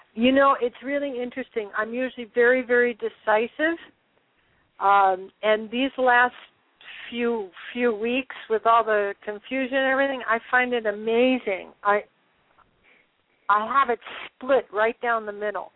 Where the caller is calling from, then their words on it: San Francisco, California, United States; I'm calling from San Francisco, California.